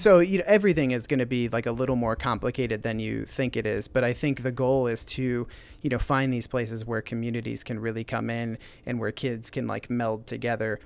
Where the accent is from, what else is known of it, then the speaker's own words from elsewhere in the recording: Van Meter, Iowa, United States; also born or lived in Pennsylvania; I grew up in Van Meter